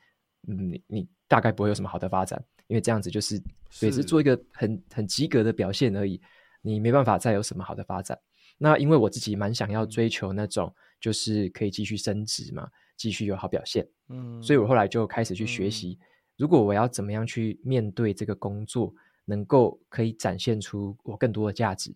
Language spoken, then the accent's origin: Chinese; Taitung, Taitung County, Taiwan; 我是土生土长台东人。